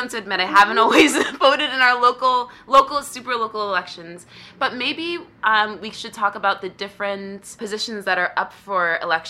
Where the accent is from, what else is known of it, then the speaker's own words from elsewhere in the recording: upstate New York, United States; now in Brooklyn, United States; I was registered for my hometown upstate for so long because it's a red mm-hmm. county.